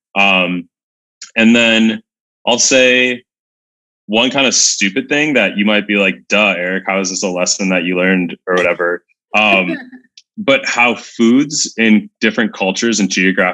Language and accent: English; United States; being American